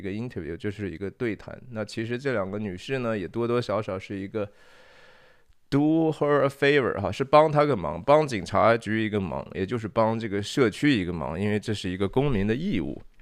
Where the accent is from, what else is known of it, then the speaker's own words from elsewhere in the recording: China; 我们中国人